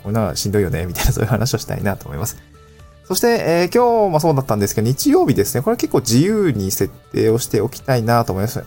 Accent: Niigata, Japan; also born or lived in Aomori / Tokyo; now in Awaji Island, Japan; 青森住んでたし、新潟にも、新潟で生まれたので

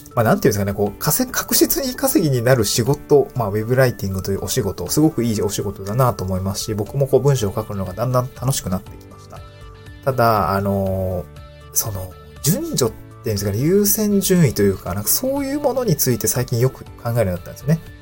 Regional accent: Niigata, Japan; moved away as an adult; also born or lived in Aomori / Tokyo; now in Awaji Island, Japan; 僕はもともと新潟出身で

